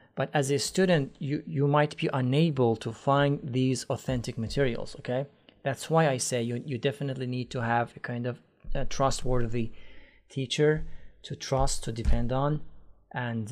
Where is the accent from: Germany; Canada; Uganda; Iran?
Iran; English is a second language; now in Istanbul, Turkey